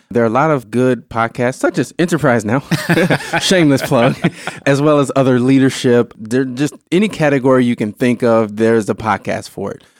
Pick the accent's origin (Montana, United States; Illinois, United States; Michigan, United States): Illinois, United States; moved away as an adult; now in Wisconsin, United States; I grew up in Illinois, all right, but I've been in, in Wisconsin for ten plus years